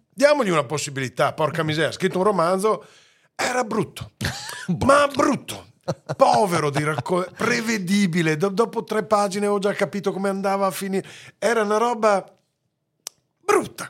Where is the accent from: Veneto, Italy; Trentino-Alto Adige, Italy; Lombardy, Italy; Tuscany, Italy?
Veneto, Italy; moved away; l'amore verso la mia terra